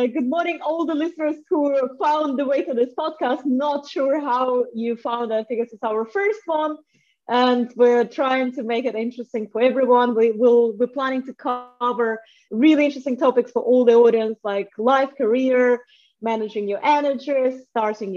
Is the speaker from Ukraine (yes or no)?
no; Russia; also born or lived in France / South Africa / Ireland; now in London, United Kingdom; I was born in Russia